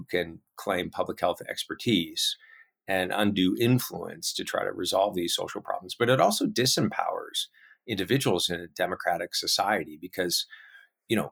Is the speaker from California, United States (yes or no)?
yes; California, United States; my home state of California